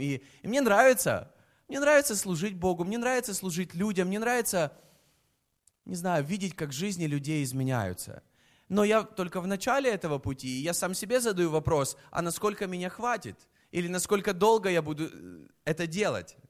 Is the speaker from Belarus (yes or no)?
no; Kyiv, Ukraine; я из Киева, я родился в Киеве